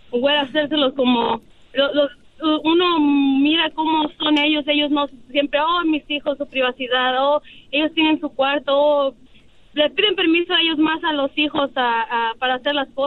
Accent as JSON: {"language": "Spanish", "country": "Mexico", "moved": "yes", "lives_now": "United States", "said": "uno como mexicano, ¿verdad?"}